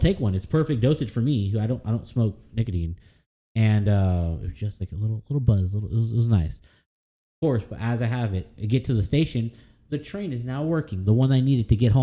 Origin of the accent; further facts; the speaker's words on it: United States; I'm from America